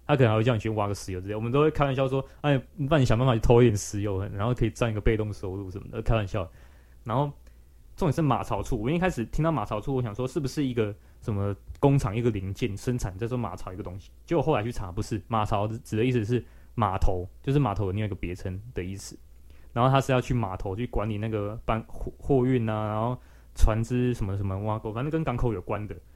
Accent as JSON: {"language": "Chinese", "region": "Taichung", "country": "Taiwan", "also_born_or_lived": "New Taipei", "moved": "as an adult", "said": "但是我台中人的话，离那边其实不远，而且我们都是海线"}